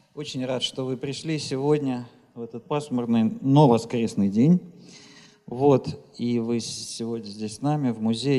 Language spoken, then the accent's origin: Russian; Moscow, Russia; как москвич